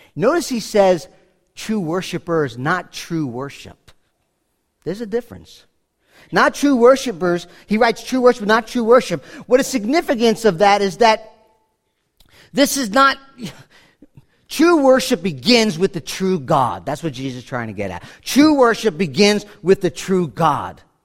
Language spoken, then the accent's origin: English; New York City, New York, United States; I'm from New York City